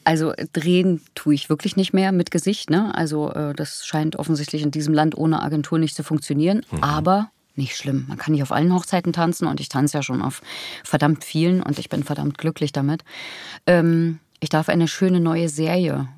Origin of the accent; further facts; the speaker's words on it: Thuringia, Germany; die spricht wie meine Heimat